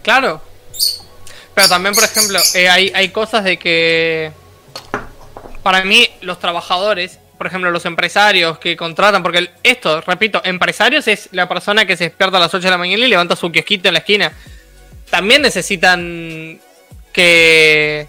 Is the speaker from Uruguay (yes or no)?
yes; Uruguay; yo, que soy de Latinoamérica